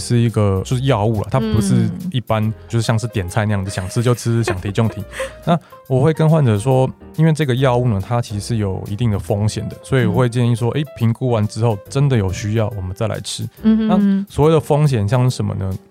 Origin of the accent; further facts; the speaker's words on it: Taiwan; 那其实一般来说，我们台湾人不一定要吃到这么高的剂量。